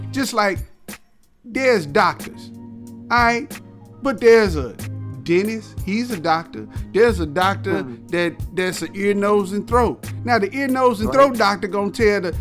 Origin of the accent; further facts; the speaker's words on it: the South, United States; I'm from the South